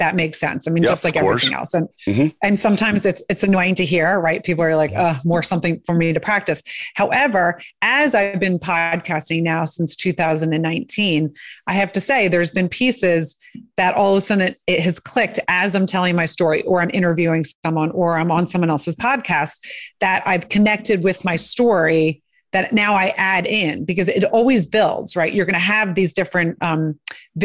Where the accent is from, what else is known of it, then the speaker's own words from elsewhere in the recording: outside of Philadelphia, Pennsylvania, United States; I grew up outside of Philadelphia